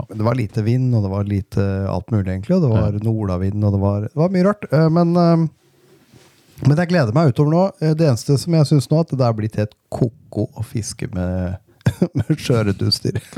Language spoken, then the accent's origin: Norwegian; Northern Norway, Norway; now in Denmark; på besøk hjemme i Nord-Norge. Eh, nå som jeg er som sagt utflytta, og den heter Danmark.